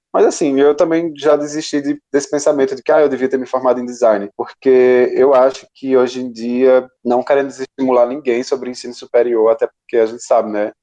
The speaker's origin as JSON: {"language": "Portuguese", "region": "interior of Ceará", "country": "Brazil", "said": "eu sou um artista do interior do Ceará"}